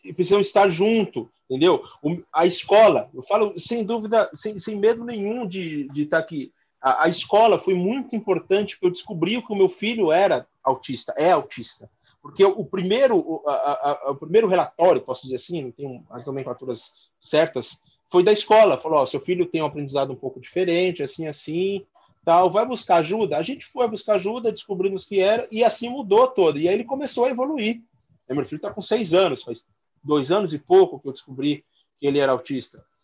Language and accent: Portuguese; São Paulo, Brazil; a gente nasceu na Vila Maria, periferia